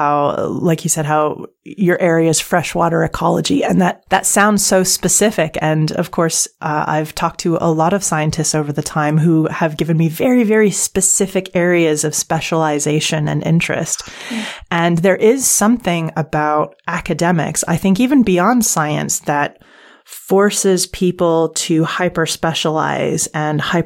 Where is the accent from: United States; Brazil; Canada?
Canada; moved away; my home country of Canada